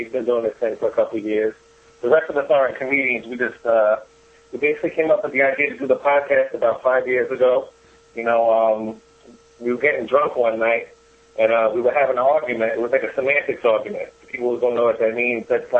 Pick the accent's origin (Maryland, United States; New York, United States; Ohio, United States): New York, United States; Staten Island; We're from Staten Island, New York.